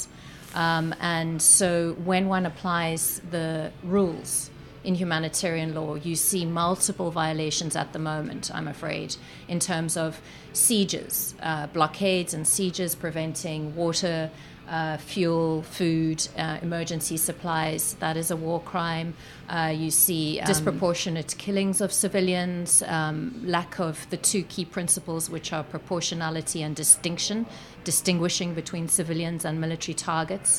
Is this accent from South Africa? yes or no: yes; South Africa; I speak as a South African who grew up under apartheid South Africa